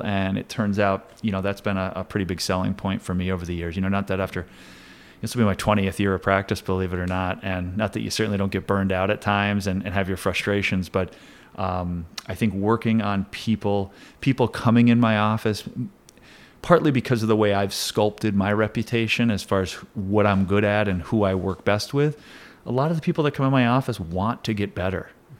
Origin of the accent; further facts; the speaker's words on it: Plattsburgh, New York, United States; also born or lived in Saranac Lake / Elizabethtown; I'm a local guy. I was born in Saranac Lake, grew up in Elizabethtown till I was about 7, I think, and then moved to Plattsburgh. And I've been a city kid ever since.